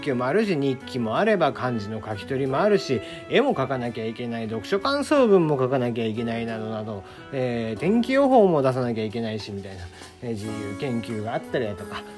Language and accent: Japanese; Kagoshima, Japan; 僕が小さい頃に育っていた小学校あの鹿児島